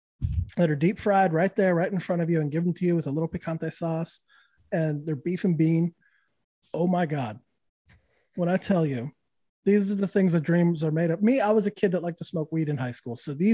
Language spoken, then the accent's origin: English; New Mexico, United States; See, we didn't, where I was from, I grew up in New Mexico.